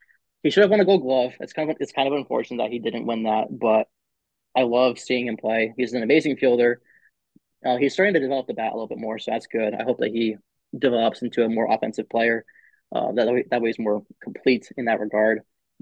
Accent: Pennsylvania, United States; 'cause I grew up in Northern PA, so just having the Pirates as like a relatively close team just made sense for me.

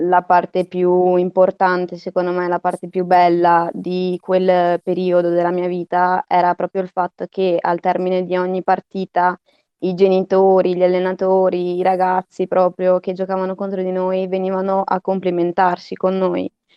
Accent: Verona, Veneto, Italy; ho iniziato a prendere parte alla squadra de- del mio paese, del mio quartiere, Saval, e quando ero ancora molto piccola, verso i cinque anni

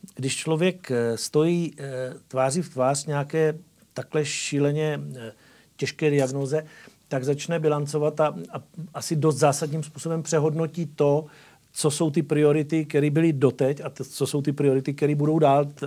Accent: Moravia, Czechia; jsem rodilý Moravan

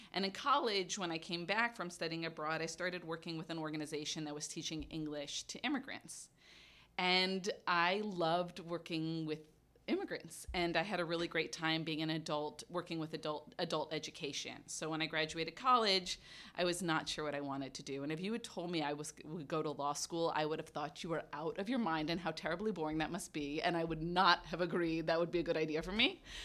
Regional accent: New York City, New York, United States; moved away; I grew up in Brooklyn, New York.

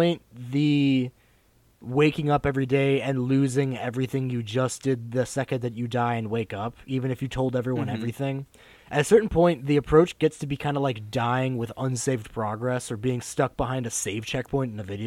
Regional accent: United States; we experience as like American students

